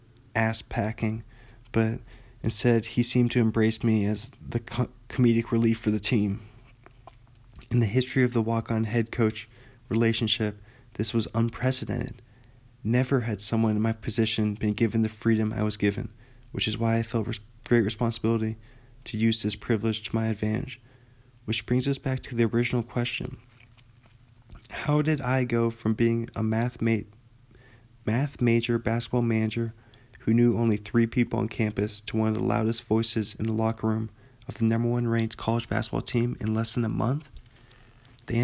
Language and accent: English; Indiana, United States; I'm from Indiana and played basketball.